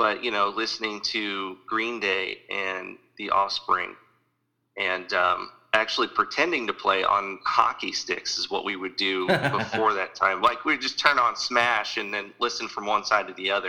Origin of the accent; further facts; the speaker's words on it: Sullivan, Missouri, United States; I was from Sullivan, which is mid-Missouri.